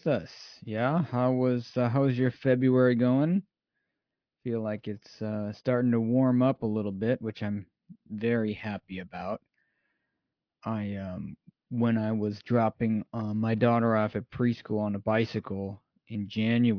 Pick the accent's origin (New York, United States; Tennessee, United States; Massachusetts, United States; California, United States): California, United States; moved away as an adult; now in Japan; I'm from California